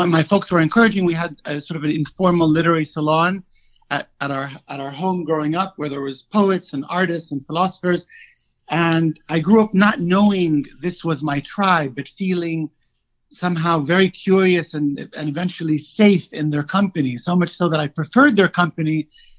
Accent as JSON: {"language": "English", "country": "Egypt", "tie": "born or raised there", "also_born_or_lived": "Cairo / Washington, D.C.", "moved": "as an adult", "lives_now": "United States", "said": "I was born and raised in Egypt. I left at 32, I want to say. So I've been in the States for 13 years."}